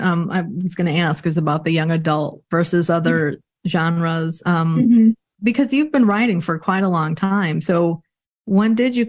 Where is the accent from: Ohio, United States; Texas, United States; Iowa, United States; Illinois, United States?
Illinois, United States; moved away; I'm from Illinois originally.